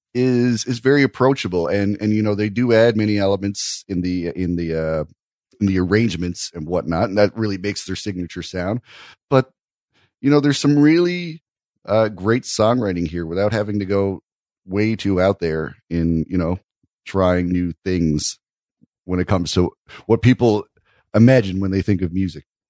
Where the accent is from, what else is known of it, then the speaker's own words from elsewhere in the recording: Canada; I'm a Canadian